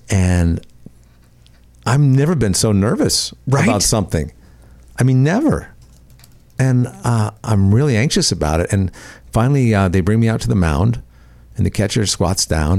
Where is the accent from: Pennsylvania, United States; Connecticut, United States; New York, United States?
Connecticut, United States; Bridgeport; moved away; I grew up in Connecticut